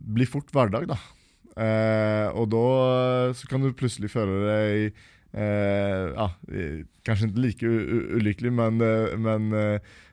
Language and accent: Norwegian; Uddevalla, Västra Götaland, Sweden; moved away; jeg ble født uh, i Uddevalla, da, eh, som er den svenske byen som jeg kommer fra